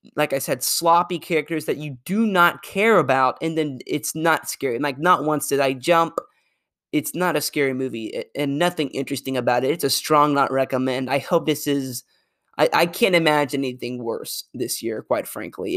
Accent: Arkansas, United States; I'm from Arkansas

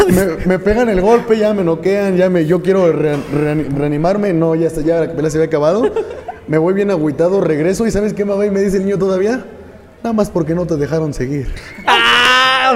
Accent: Tula de Allende, Hidalgo, Mexico; soy originario aquí de Tula de Allende Hidalgo

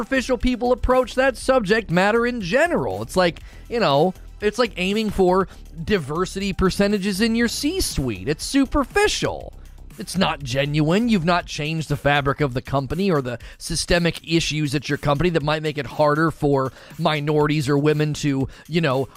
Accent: the North, United States; I'm from the North

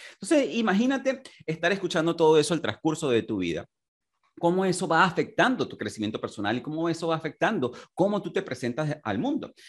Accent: Venezuela; moved away as an adult; en mi país natal, en Venezuela. Me tocó emigrar y comenzar desde cero también.

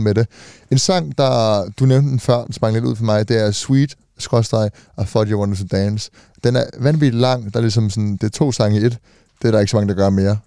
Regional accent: Denmark; vi er Dan, Danmark, ikke? Vi er danskere

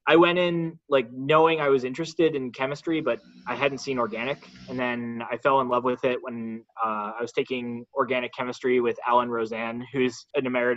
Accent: Vernon, New Jersey, United States; also born or lived in Princeton, New Jersey / Stanford, California; I am originally from New Jersey, rural New Jersey, which actually exists. my hometown is most known for being home to America's most dangerous water park

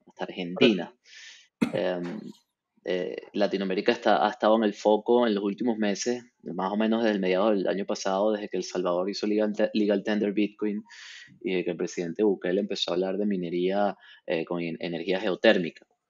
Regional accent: Venezuela; yo como venezolano y representante de una empresa venezolana de mining

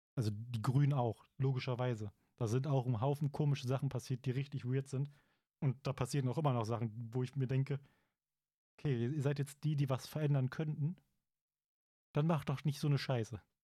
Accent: Germany; hier bei uns in Deutschland

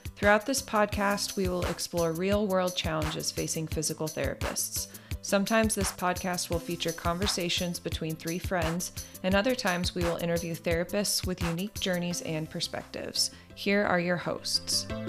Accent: Salem, Oregon, United States; moved away as an adult; also born or lived in Omaha, Nebraska; now in Phoenix, United States; I am originally from Salem, Oregon.

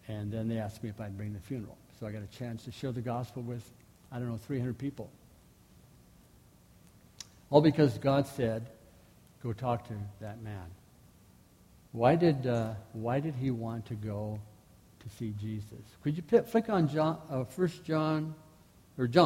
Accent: Manitoba, Canada; I'm from Manitoba

